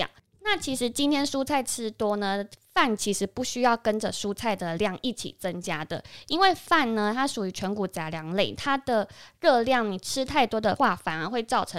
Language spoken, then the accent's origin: Chinese; Taiwan; 我们台湾人